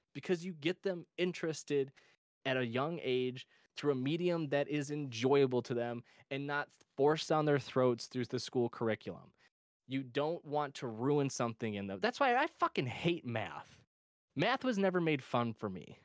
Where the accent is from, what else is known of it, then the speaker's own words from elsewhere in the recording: Michigan, United States; my home state of Michigan